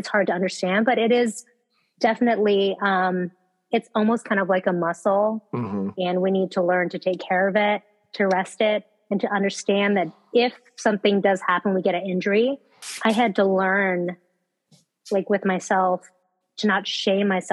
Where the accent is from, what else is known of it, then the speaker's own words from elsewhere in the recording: California, United States; I'm from California